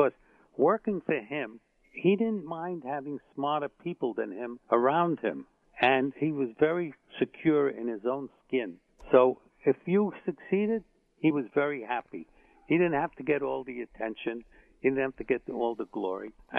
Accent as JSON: {"language": "English", "town": "New York City", "region": "New York", "country": "United States", "tie": "born or raised there", "said": "I grew up on the Lower East Side during the Depression"}